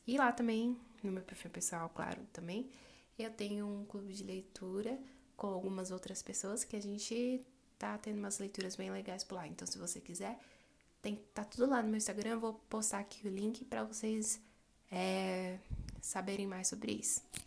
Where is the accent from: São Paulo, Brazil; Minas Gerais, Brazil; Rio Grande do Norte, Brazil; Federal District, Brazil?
Federal District, Brazil; Brasília; sou brasileira, moro e nasci no Distrito Federal, aqui no quadradinho do Centro-Oeste brasileiro